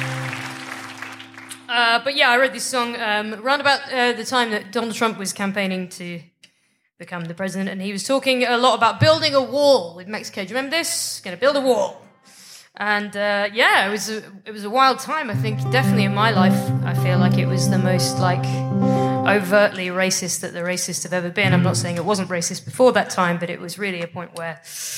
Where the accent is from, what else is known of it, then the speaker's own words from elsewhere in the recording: United Kingdom; I'm from Britain.